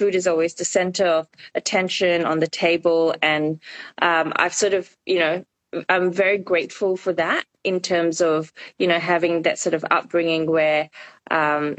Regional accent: Malaysia; moved away as an adult; now in Australia; I grew up in Malaysia until I moved to Australia when I was 18

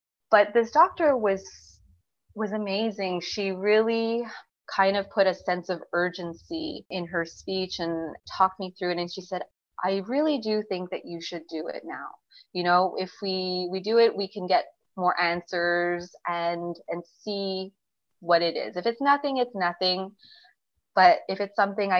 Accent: Montreal, Quebec, Canada; I live in a pretty big city. I'm from Montreal.

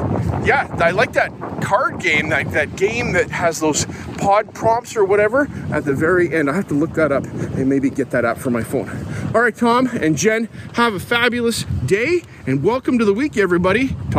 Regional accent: West Coast, Canada; I'm not from Moose Jaw. I'm from out on the West Coast because Moose Jaw is far away from there.

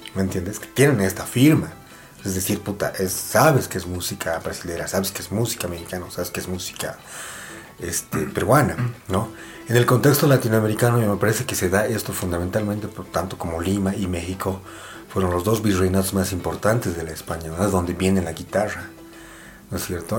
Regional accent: Bolivia; nosotros como bolivianos

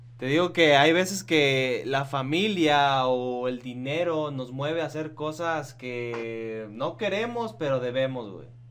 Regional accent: Michoacán, Mexico; yo soy de Michoacán

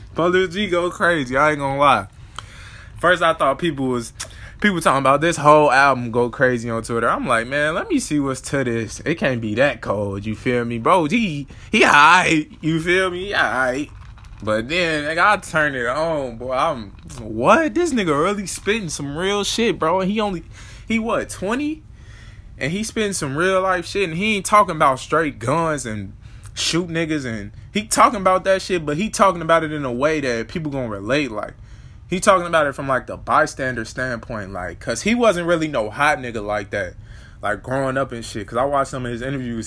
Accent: Chicago, Illinois, United States; I grew up in Chicago, but then I moved to the suburbs.

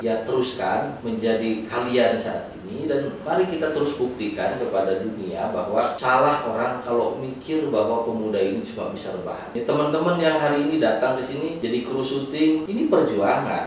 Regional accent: Indonesia; kita bangsa Indonesia

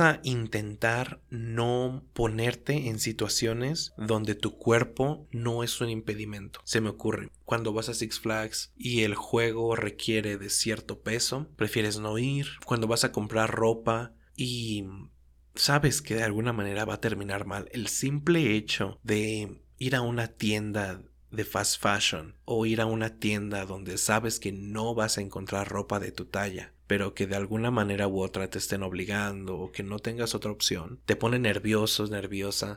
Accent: Mexico; siendo mexicano

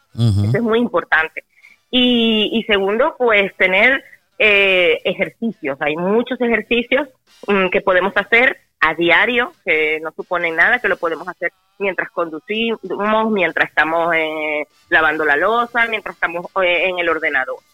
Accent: Caracas, Capital District, Venezuela; moved away; yo soy caraqueña

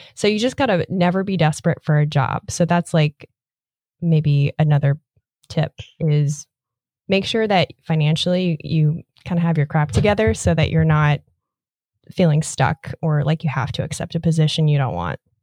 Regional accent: Nebraska, United States; now in Florida, United States; Growing up in Nebraska

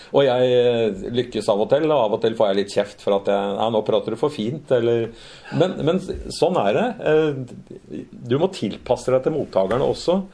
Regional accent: Lørenskog, Akershus, Norway; born or raised there; also born or lived in Fredrikstad / Oslo / Spain

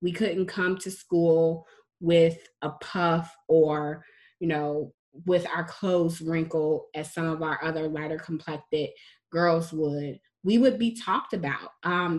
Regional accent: United States; as a dark-skinned woman growing up in America

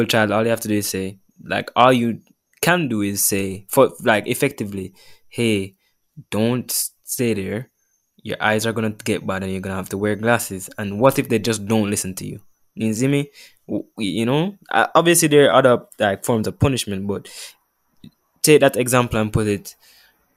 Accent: Jamaica; we're Jamaican with this culture

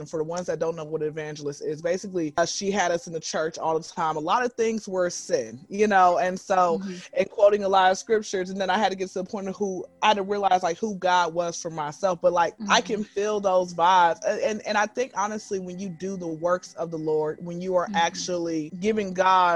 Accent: Atlanta, Georgia, United States; born and raised in Atlanta, been here since I was zero

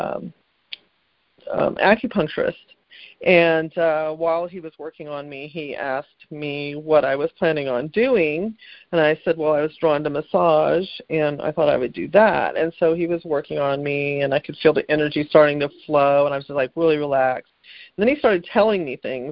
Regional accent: California, United States; I grew up in California

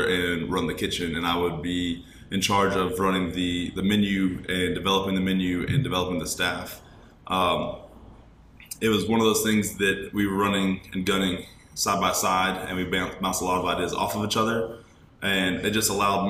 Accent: Smiths Station, Alabama, United States; I'm from Smith Station, Alabama, about 30 minutes down the road from Auburn

